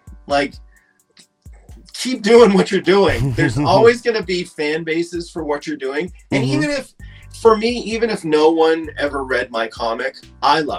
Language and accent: English; Halifax, Nova Scotia, Canada; now in Toronto, Canada; I'm actually from Halifax, which is in Nova Scotia